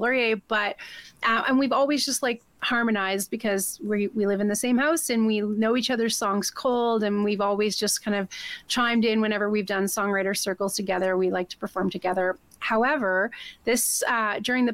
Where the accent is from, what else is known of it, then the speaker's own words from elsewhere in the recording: Swan River, Manitoba, Canada; now in Calgary, Canada; I'm actually from Swan River, Manitoba